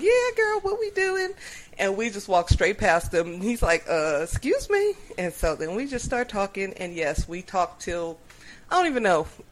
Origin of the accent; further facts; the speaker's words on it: Upland, California, United States; from Upland